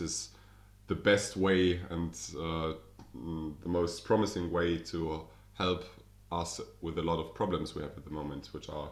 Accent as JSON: {"language": "English", "region": "Berlin", "country": "Germany", "accent": "German", "second_language": "English", "said": "I'm German, as you can hear probably from my accent. I'm from Berlin, the capital"}